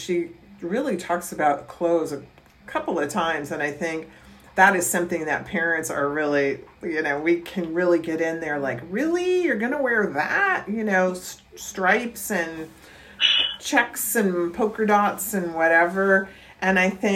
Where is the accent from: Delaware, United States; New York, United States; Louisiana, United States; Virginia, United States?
Virginia, United States; University of Mary Washington in Virginia, my home state